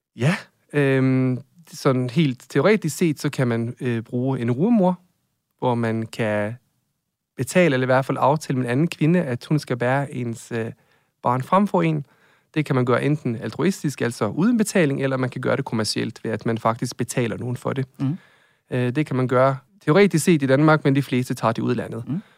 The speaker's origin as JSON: {"language": "Danish", "country": "Norway", "moved": "yes", "lives_now": "Denmark", "said": "Jeg er fra Norge"}